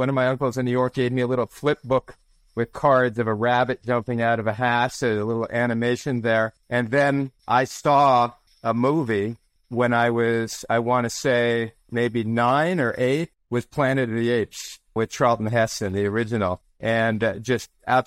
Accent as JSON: {"language": "English", "town": "Montreal", "region": "Quebec", "country": "Canada", "tie": "born or raised there", "also_born_or_lived": "Silver Spring, Maryland, United States", "said": "we moved to Montreal, where my mother was from. And so she raised me"}